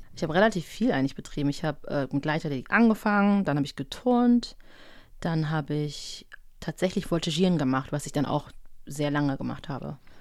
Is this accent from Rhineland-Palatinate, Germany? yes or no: no; Düsseldorf, North Rhine-Westphalia, Germany; also ich bin in Düsseldorf aufgewachsen